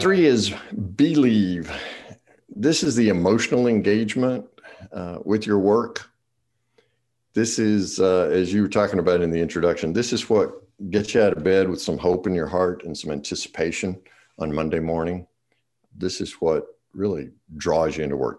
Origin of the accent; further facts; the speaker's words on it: the South, Eastern North Carolina, United States; I'm from the South, in Eastern North Carolina